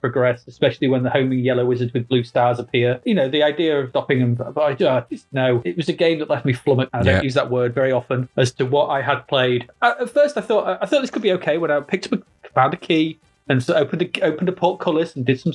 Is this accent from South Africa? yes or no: no; England, United Kingdom; We're English.